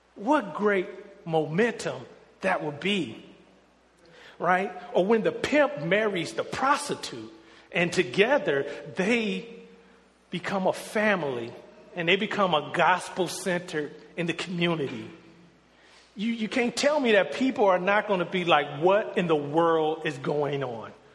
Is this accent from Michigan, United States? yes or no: yes; Detroit, Michigan, United States; moved away as an adult; me growing up in Detroit where I am in the majority